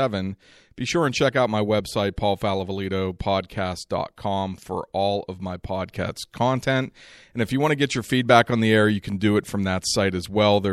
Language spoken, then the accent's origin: English; Pittsburgh, Pennsylvania, United States; I'm from Pittsburgh